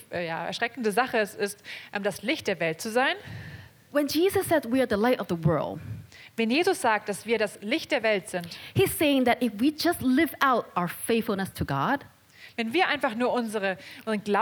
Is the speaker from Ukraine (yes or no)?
no; Hong Kong; ich sehr viel über die Demonstrationen, die in Hongkong passieren. This is where I come from. Das ist, wo ich herkomme.